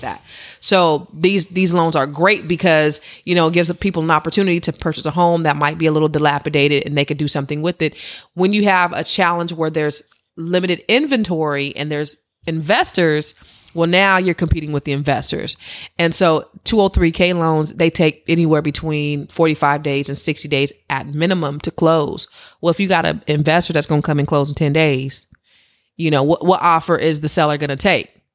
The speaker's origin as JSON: {"language": "English", "area": "Silicon Valley", "region": "California", "country": "United States", "said": "I'm from the Silicon Valley, where you could be sitting next to a billionaire and not even know it"}